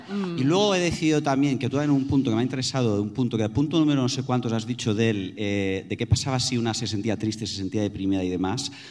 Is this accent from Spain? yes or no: yes; Spain; also born or lived in Barcelona; Nosotras somos españolas.